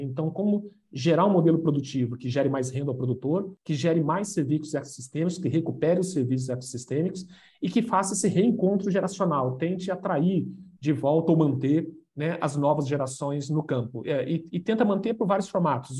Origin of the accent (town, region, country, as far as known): Itaporã, Mato Grosso do Sul, Brazil; born or raised there